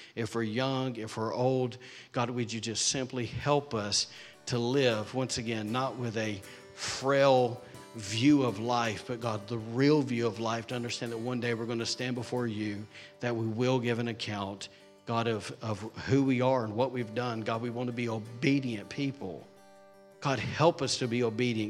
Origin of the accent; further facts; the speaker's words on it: Alabama, United States; now in Rockport, Maine, United States; I'm from Alabama